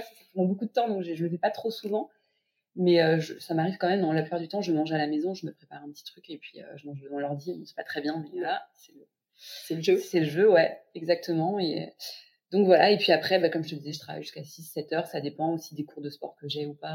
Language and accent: French; Paris, Île-de-France, France; je suis une Parisienne de 32 ans